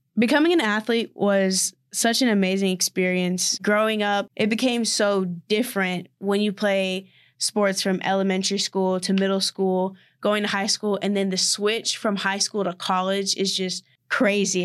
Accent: Austin, Texas, United States; moved away; I'm from Austin, Texas

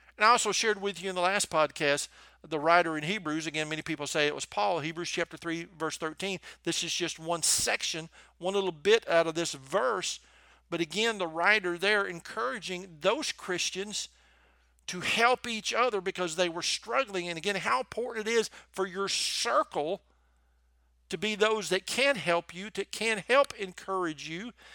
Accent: the South, United States; accent: Southern; in case you couldn't tell from my accent, I'm from the South

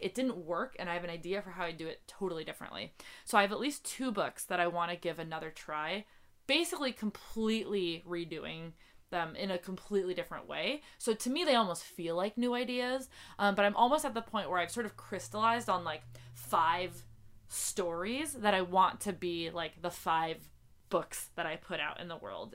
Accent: North Dakota, United States; now in Seattle, United States; so I'm from North Dakota, uh, and my family's from North Dakota

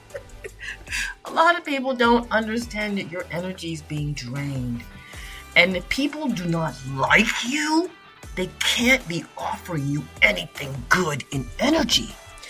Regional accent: Toronto, Ontario, Canada; I grew up in Epworth, and there was a school, Corbett Junior Public School, just right directly in front of us. And this is Scarborough, Ontario

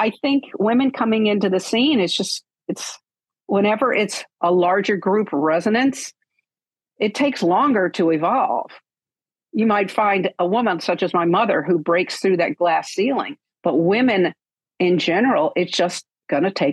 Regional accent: the South, United States; I grew up in the South

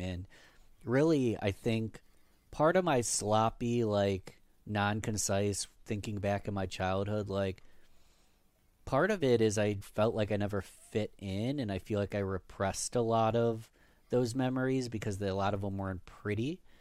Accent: Rochester, New York, United States; I was born in nineteen ninety-one in Rochester, New York. Born and raised.

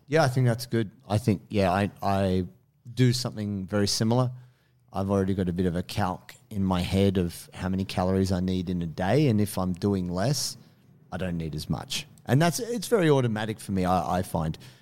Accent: Blue Mountains, New South Wales, Australia; also born or lived in Sydney (Marrickville), New South Wales; I grew up in the Blue Mountains. I was pretty fortunate that I lived in a very quiet little town.

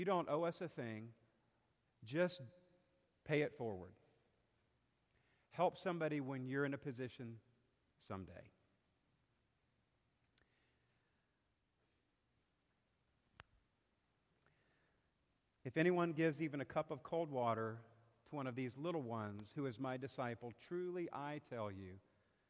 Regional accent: South Carolina, United States; now in Bon Air, United States; I'm from South Carolina

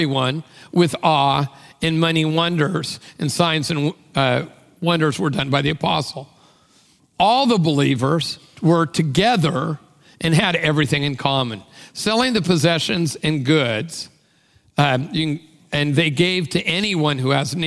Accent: Tacoma, Washington, United States; I came from Tacoma, which is like another country.

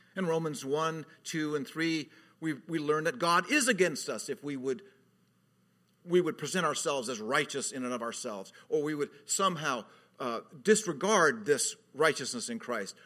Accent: California, United States; moved away; I was from California at the time. I, I'm always from California

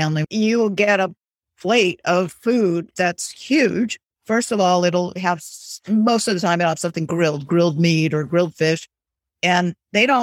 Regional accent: Southern California, United States; moved away as an adult; now in Lisbon area, Portugal; I grew up in Southern California where pretty much everybody had a house

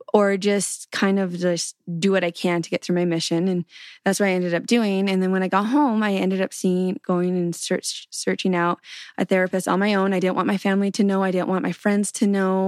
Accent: Canadian prairies, Canada; So I grew up in Canada on the prairies

